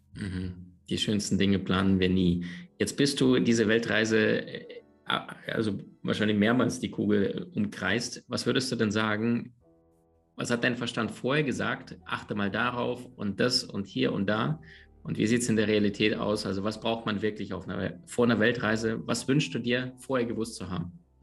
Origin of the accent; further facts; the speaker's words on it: Crimea, Ukraine; moved away; also born or lived in Siberia / Berlin / United States / Andalusia; aufgewachsen oder geboren in Sibirien, aufgewachsen dann ein paar tausend Kilometer weiter westlich auf der Halbinsel Krim.